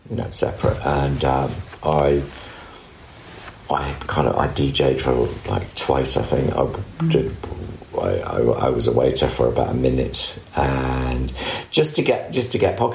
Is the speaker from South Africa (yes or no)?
no; Scotland, United Kingdom; I, I, lived in a council estate in the country.